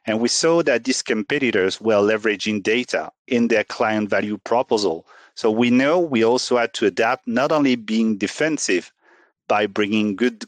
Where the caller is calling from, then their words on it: Paris, Île-de-France, France; Today, I'm joining from Paris, from the premises of Société Générale.